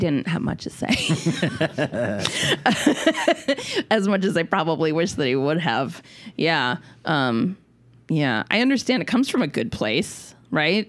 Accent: Minnesota, United States; Growing up in Minnesota

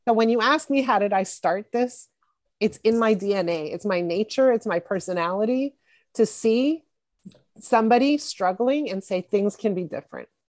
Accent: Montreal, Quebec, Canada; I grew up in Montreal in, in Canada and in, in Quebec

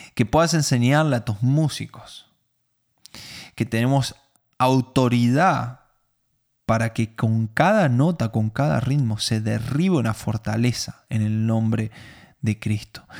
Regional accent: Argentina; no soy judío, soy argentino

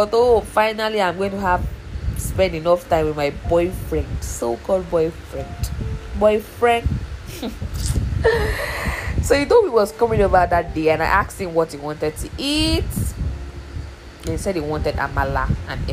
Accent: Oyo, Nigeria; I'm from Oyo State

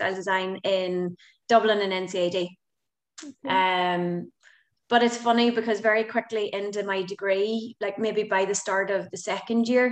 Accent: Belfast, Northern Ireland, United Kingdom; now in Galway, Ireland; I'm from Belfast, but Galway is my home now

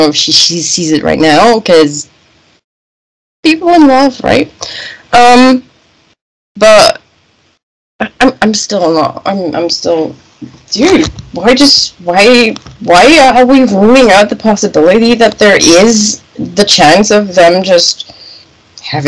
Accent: Germany; being from Germany

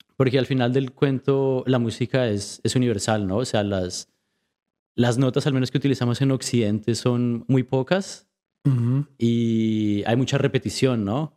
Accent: Colombia; now in Vancouver, Canada; creciendo en Colombia

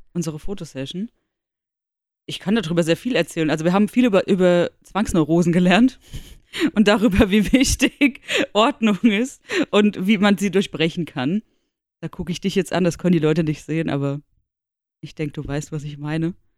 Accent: Darmstadt, Hesse, Germany; ich komme aus Darmstadt.

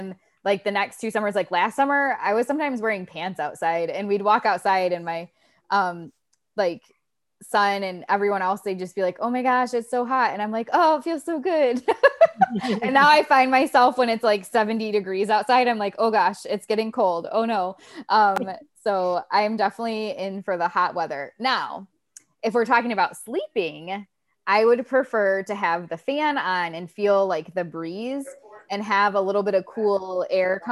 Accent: Ohio, United States; also born or lived in Panama City, Florida; now in St. Petersburg, United States; I grew up in Ohio.

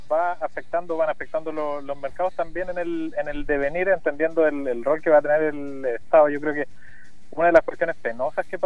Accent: Chile; lo creamos como chilenos, lo creamos en 1960 ante la imposibilidad de comunicarnos para ese terremoto.

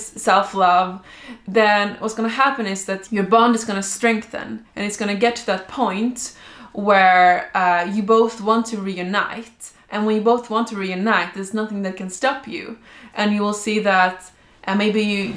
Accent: Sweden; I am from Sweden

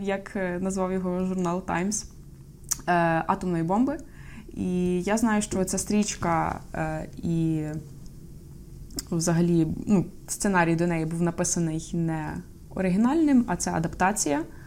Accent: Ukraine; я з України

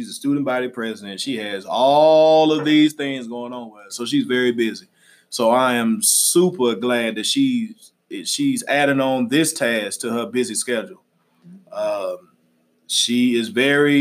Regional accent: Little Rock, Arkansas, United States; I'm from Little Rock, Arkansas. I went to Central High School

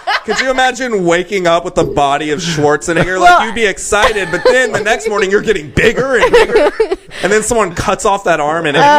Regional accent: Texas, United States; also born or lived in Louisiana / Denton; I was born in Louisiana, but I've lived most of my time in Texas.

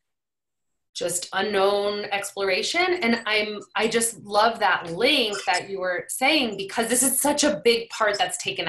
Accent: New England, United States; I'm from New England

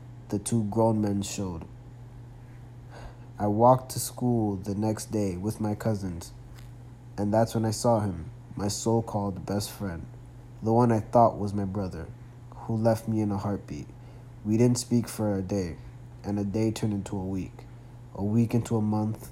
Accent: New York City, New York, United States; Growing up in the Bronx and Queens

